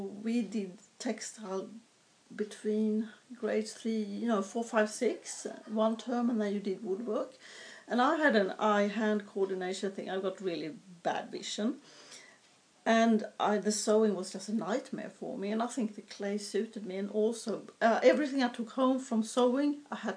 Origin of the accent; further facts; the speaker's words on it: southern Sweden, Sweden; moved away; I was born in Sweden, which is a long time ago, it feels like, and far away as well. I was born up in the north part of the country, but as a four-year-old, we moved south to a fairly densely populated area